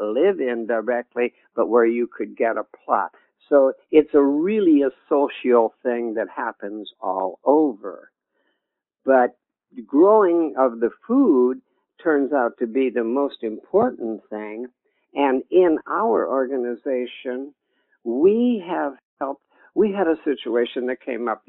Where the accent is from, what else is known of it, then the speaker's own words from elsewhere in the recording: United States; I'm American